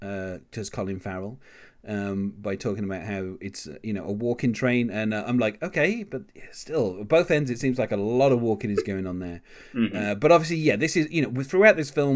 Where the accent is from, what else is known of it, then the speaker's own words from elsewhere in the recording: England, United Kingdom; as an Englishman myself